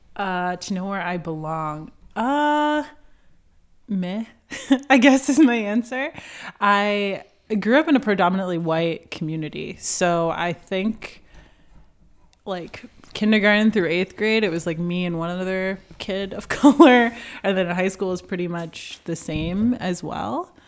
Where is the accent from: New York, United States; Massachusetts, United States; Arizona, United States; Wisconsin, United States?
New York, United States; moved away as an adult; also born or lived in Boston / Washington; now in San Francisco, United States; I grew up in New York, about thirty miles northwest of New York City